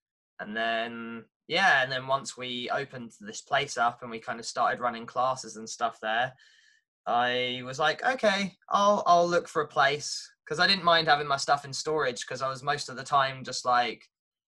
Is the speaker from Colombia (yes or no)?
no; Watford, East of England, United Kingdom; moved away as an adult; now in Norwich, United Kingdom; I'm from Watford